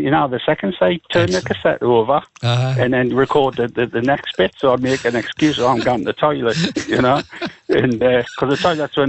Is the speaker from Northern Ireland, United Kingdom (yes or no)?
no; Newcastle upon Tyne, North East England, United Kingdom; I was brought up in Stanton Street, you know, it goes down to Nunsmore.